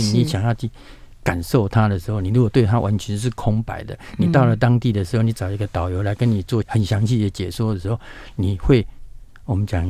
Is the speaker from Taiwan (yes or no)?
yes; Taiwan; 所以说我们今天观光，我们台湾人去到大陆，想要找这样一个定点的一个模式，还是有啊。